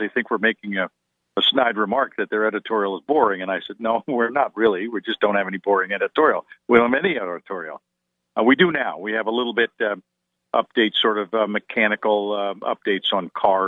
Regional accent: Wilmington, Delaware, United States; moved away; somebody who lives down the street where I grew up in Wilmington, Delaware

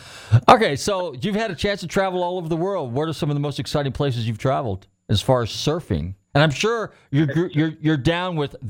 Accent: Marin County, Northern California, United States; now in Florida, United States; Well, believe it or not, I'm from Northern Cal. And, yeah, we used to go to what we call Surf City, which was Santa Cruz. So, we stayed away from Stinson Beach because I'm from Marin County.

